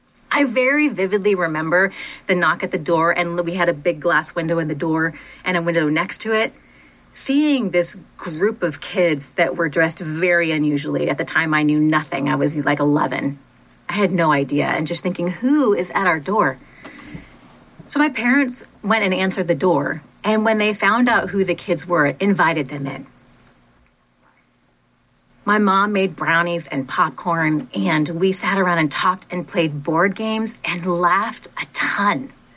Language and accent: English; Monterey, California, United States; also born or lived in Portland, Oregon; So when I was 5, we moved from Portland, Oregon, my family, from Portland, Oregon to Monterey, California.